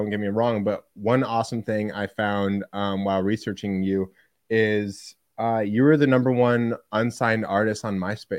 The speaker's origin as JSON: {"language": "English", "region": "Central Illinois", "country": "United States", "tie": "born or raised there", "said": "I'm from Central Illinois"}